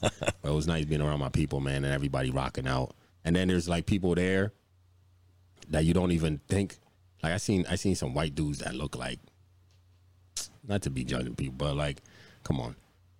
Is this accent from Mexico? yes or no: no; Virginia, United States; moved away; I'm from Virginia